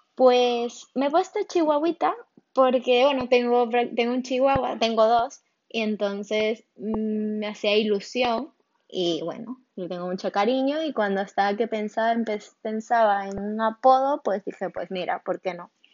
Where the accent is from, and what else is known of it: Barcelona, Catalonia, Spain; born or raised there; also born or lived in Venezuela